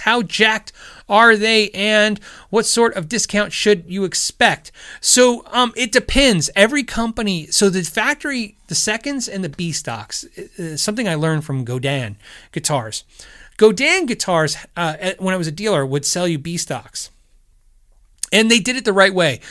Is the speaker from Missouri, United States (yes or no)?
no; Tucson and then Phoenix, Arizona, United States; also born or lived in California; I was born in California, but I was raised pretty much Tucson and then Phoenix, Arizona